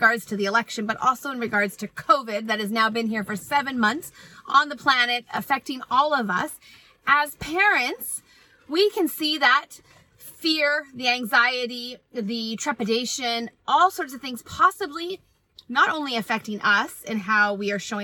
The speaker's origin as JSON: {"language": "English", "country": "Canada", "said": "I am Canadian"}